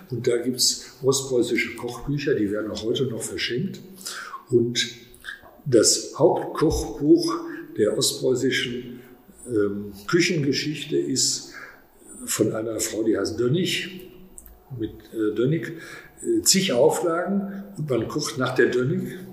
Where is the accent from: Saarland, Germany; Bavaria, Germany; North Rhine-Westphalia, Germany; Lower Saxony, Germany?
North Rhine-Westphalia, Germany; Soest; Und ich bin in Soest aufgewachsen, habe Abitur gemacht und ähm, ich fühle mich auch als Soester durch den Klassenverbund